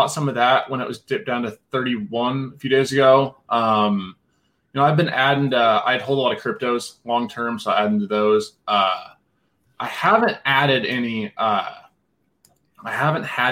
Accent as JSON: {"language": "English", "region": "Nebraska", "country": "United States", "also_born_or_lived": "Denver, Colorado", "moved": "as an adult", "lives_now": "Thornton, Colorado, United States", "said": "I'm from Nebraska originally, moved to Denver 5 years ago"}